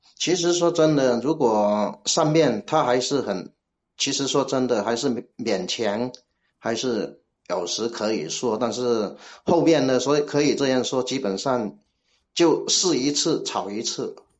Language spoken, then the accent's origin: Chinese; Guangdong, China; accent: Cantonese-accented Mandarin (广普); 我是广东的，我是广东的